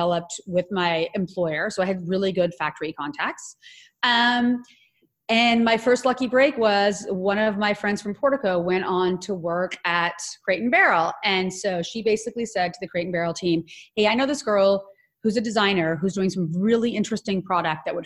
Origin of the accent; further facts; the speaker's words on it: Ottawa, Ontario, Canada; So I'm Canadian. I grew up in Ottawa, Canada